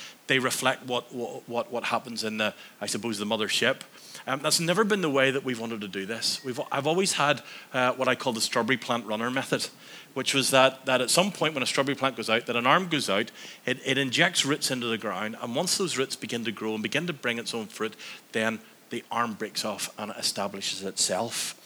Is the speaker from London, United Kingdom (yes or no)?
no; Antrim, Northern Ireland, United Kingdom; I grew up in Antrim